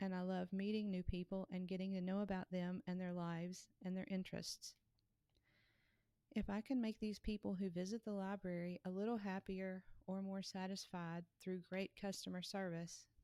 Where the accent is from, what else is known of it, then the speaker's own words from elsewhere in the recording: Kentucky, United States; Kentucky, my home state.